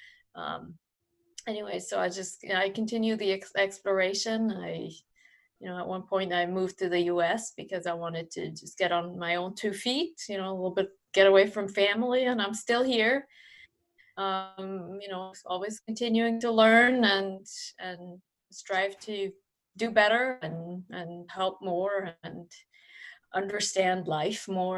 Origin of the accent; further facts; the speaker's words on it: Switzerland; I was born in Switzerland